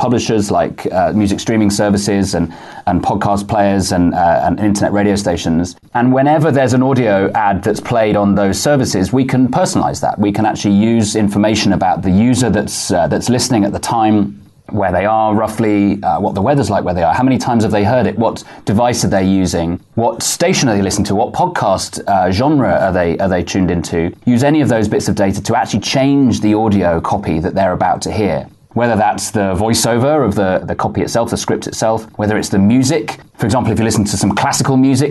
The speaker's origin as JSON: {"language": "English", "country": "United Kingdom", "also_born_or_lived": "Manchester", "moved": "as an adult", "lives_now": "New York, United States", "said": "I'm a Brit, lived in the UK most of my life"}